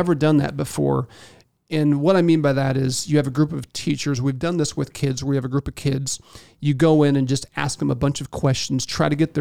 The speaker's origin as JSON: {"language": "English", "region": "Indiana", "country": "United States", "said": "I'm from Indiana"}